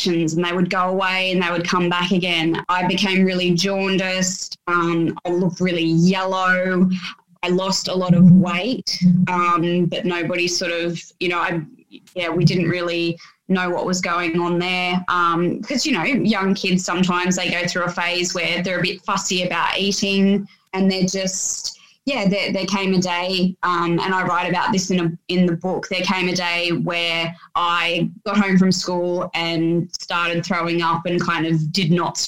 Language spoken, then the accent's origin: English; Sydney, New South Wales, Australia; I grew up in the Sutherland Shire